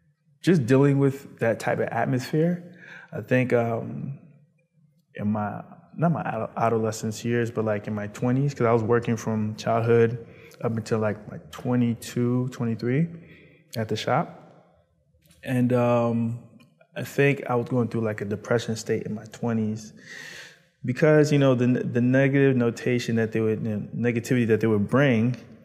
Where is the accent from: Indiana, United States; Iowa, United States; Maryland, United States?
Maryland, United States; Baltimore; also born or lived in New York / Virginia; Well, I lived in, I was born in New York, sorry. And then I traveled after 4 to Baltimore. It was rough in New York and it was rough in Baltimore. Decided to move from Baltimore to Virginia, then Maryland, and then Virginia.